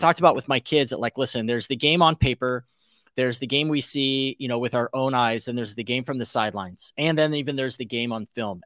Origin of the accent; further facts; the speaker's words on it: South Pasadena, California, United States; I was born in South Pass at Huntington Memorial